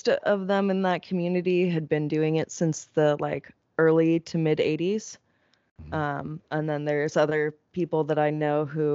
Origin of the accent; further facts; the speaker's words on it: Laguna Beach, California, United States; I grew up in Laguna Beach